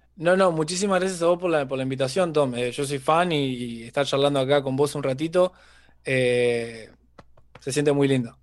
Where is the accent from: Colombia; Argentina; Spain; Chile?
Argentina; town near Rosario, Santa Fe; moved away as an adult; also born or lived in Australia; now in Mexico; proveniente de Rosario, que es la ciudad que está eh, junto a mi pueblo, la 30, 30 kilómetros más o menos